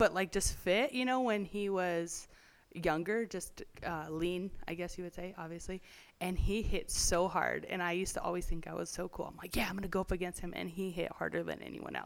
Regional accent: California, United States; I grew up in California and single mom home

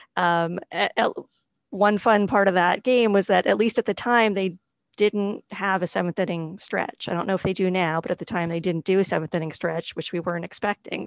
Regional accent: New England, outside of Boston, Massachusetts, United States; I grew up in New England. Um, mostly outside of Boston

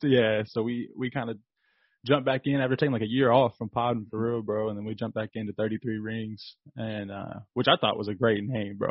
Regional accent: Kentucky, United States; I'm from Kentucky

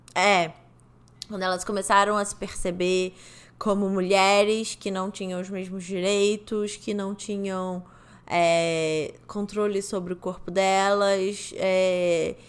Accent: Rio de Janeiro, Brazil; moved away; eu já não morava mais no Rio de Janeiro, sabe? Quando eu saí do Rio de Janeiro

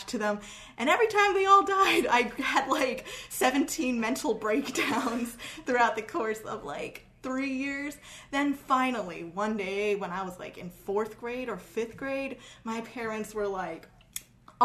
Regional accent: New York City, New York, United States; also born or lived in Great Neck, New York; I was moving from Queens to Great Neck

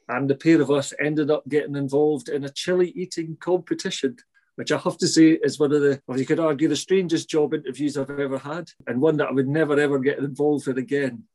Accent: St Andrews, Scotland, United Kingdom; I'm from St Andrews

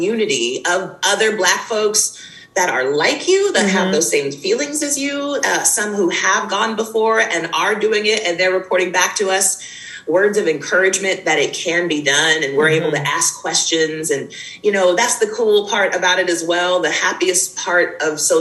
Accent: United States; moved away as an adult; now in Jamaica; a Black woman who was born and raised in the States, who spent the majority of my life there

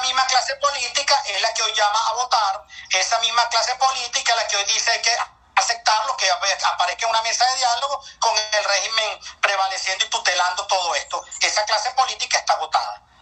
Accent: Lara, Venezuela; yo que soy de Lara como Henry Falcón

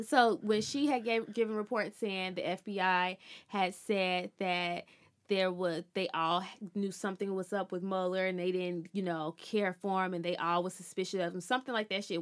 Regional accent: Birmingham, Alabama, United States; I'm from Birmingham

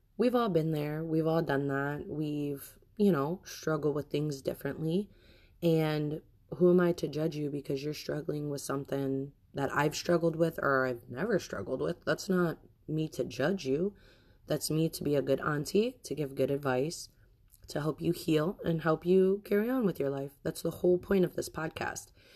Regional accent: United States; I am American and my husband is Bosnian.

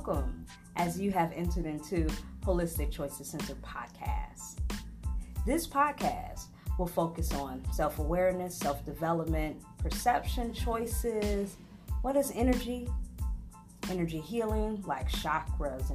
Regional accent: Chicago, Illinois, United States; I am a Chicagoan. I was born and raised in Humboldt Park, Chicago in the 90s

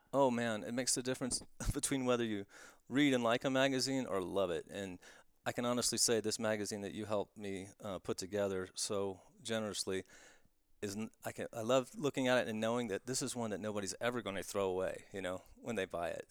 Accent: Florida, United States; moved away; I'm from Florida originally, and I have that, that accent that will creep back

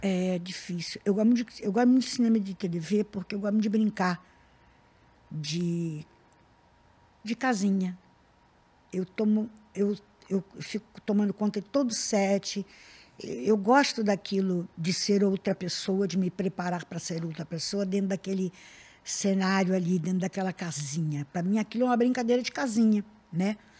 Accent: Rio de Janeiro, Brazil; eu sou da Tijuca

